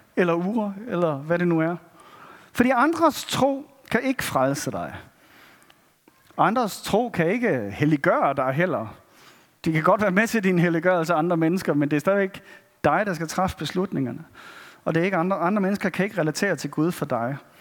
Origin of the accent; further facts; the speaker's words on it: Denmark; som danskere